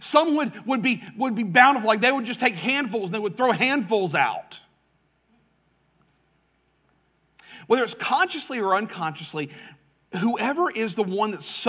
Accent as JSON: {"language": "English", "town": "Jacksonville", "region": "Florida", "country": "United States", "tie": "born or raised there", "also_born_or_lived": "Russellville, Alabama", "moved": "as an adult", "said": "I grew up in Jacksonville. I grew up in what is Duval. I grew up in Southwest Duval, which is Clay County."}